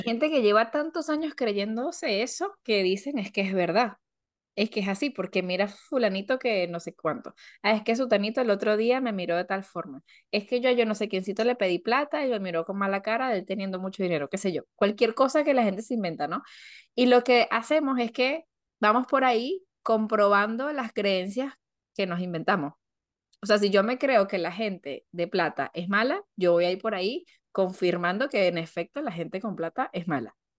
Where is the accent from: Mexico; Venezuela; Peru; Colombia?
Venezuela; now in Argentina; Y también yo como venezolana me puedo llegar a desligar de eso y decir, bueno, a ver, no, no porque yo venga de Venezuela